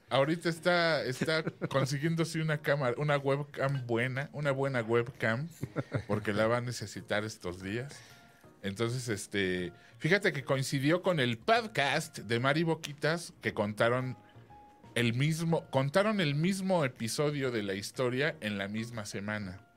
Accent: Mexico; además de occidentales somos mexicanos

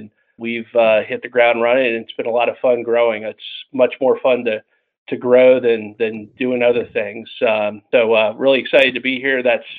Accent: Princeton, New Jersey, United States; moved away as an adult; also born or lived in Lawrenceville, New Jersey / Columbia, South Carolina; I grew up where you are, up in the Northeast. I grew up in Princeton and Lawrenceville, New Jersey.

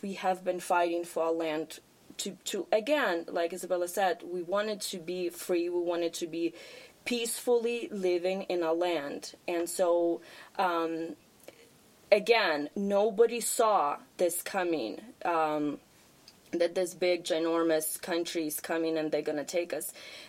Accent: Ukraine; now in United States; I am very proud that I'm from Ukraine. I'm very proud of my heritage. I'm very proud I grew up there.

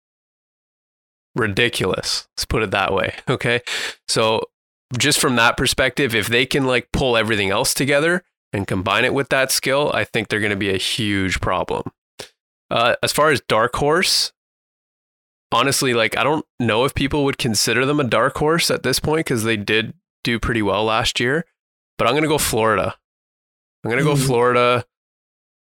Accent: Toronto, Ontario, Canada; Toronto Ultra, my hometown.

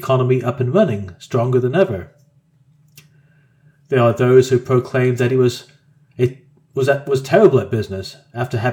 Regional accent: Australia; Us Australians

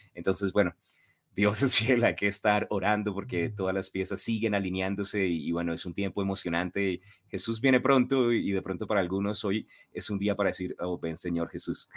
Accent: Colombia; como buenos colombianos

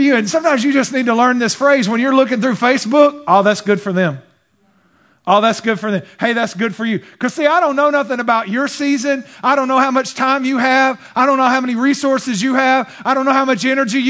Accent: Texas, United States; I'm Texan

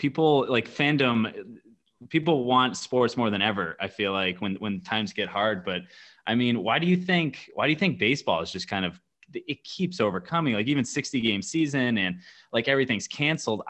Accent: Boston, Massachusetts, United States; I grew up in the Boston area, so we grew up at Fenway.

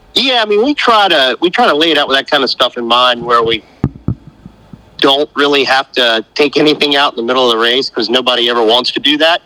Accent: North Carolina, United States; I'm from North Carolina, and I, I, don't feel like I have near as thick an accent as, as what Buren has.

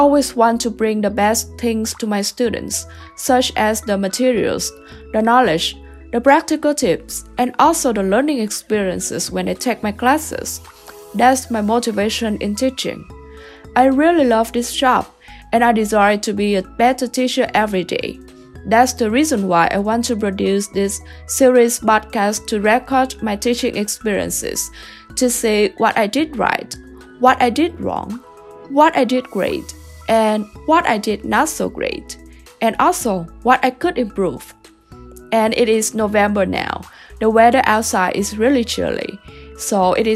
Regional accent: Vietnam; moved away as an adult; now in Kansas, United States; I came from Vietnam, a very different country in comparison to the America

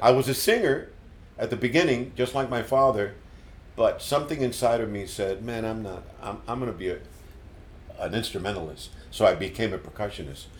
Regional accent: Puerto Rico; born or raised there; moved away as an adult; also born or lived in Bronx, New York City, United States / North Miami, United States; now in Miami, United States

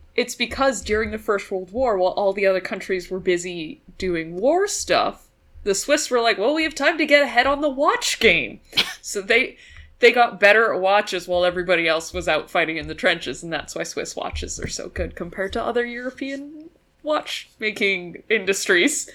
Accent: Canada; born or raised there

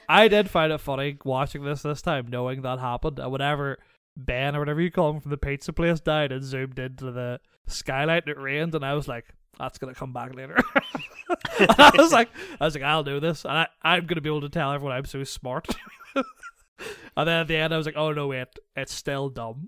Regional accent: Northern Ireland, United Kingdom; moved away; I was raised in Northern Ireland

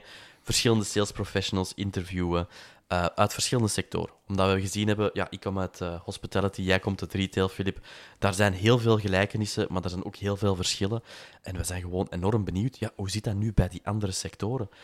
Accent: Antwerp, Flanders, Belgium; moved away as an adult; now in Mechelen area, Belgium; ik ben geboren en getogen in Antwerpen

